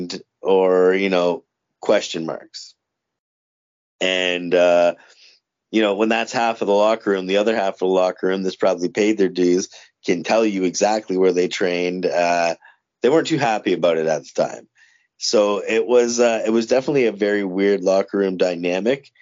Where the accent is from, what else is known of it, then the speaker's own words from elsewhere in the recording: Windsor, Ontario, Canada; I grew up in Windsor, Ontario.